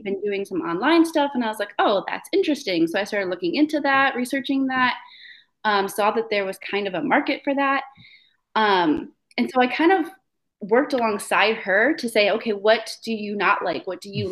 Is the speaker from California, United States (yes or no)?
no; Michigan, United States; moved away as an adult; also born or lived in Lafayette, Indiana; I'm from Michigan originally